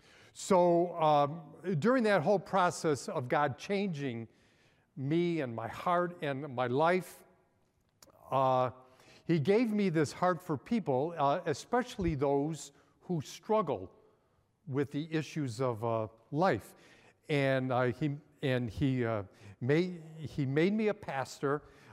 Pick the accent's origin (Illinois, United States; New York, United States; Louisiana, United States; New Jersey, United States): Illinois, United States; Chicago; I grew up in Chicago, which is a melting pot. I grew up in a Hungarian neighborhood.